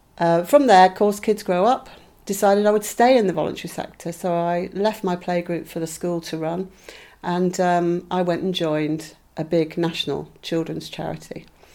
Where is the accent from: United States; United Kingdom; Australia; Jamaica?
United Kingdom; South West England; moved away; I come from Cornwall, but I'd moved away because my father was in the Navy and found myself suddenly back in Cornwall, but being treated like an outsider.